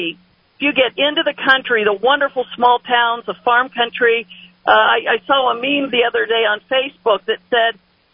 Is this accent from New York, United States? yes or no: no; Columbus, Ohio, United States; I come from Columbus, Ohio